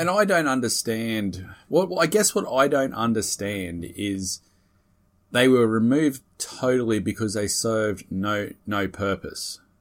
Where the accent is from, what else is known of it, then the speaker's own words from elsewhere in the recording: Australia; being an Aussie